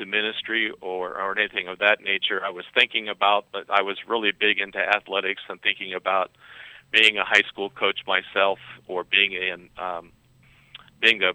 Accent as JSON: {"language": "English", "town": "Cincinnati", "region": "Ohio", "country": "United States", "tie": "born or raised there", "said": "I was born and raised in Cincinnati, Ohio"}